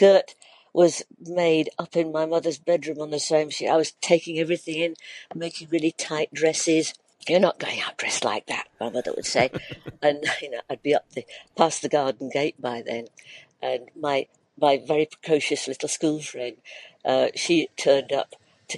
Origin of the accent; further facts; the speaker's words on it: Ilkley, Yorkshire and the Humber, United Kingdom; moved away; I was born in Ilkley in 1942